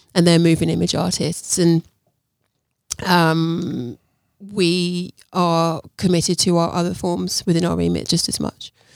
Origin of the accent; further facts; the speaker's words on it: Luton, East of England, United Kingdom; moved away as an adult; also born or lived in Brighton / London; I was born in Luton.